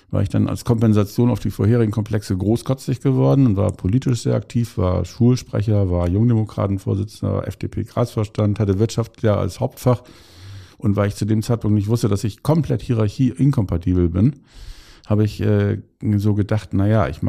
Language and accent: German; Bremerhaven, Bremen, Germany; Also insofern und groß geworden bin ich dann in Bremerhaven.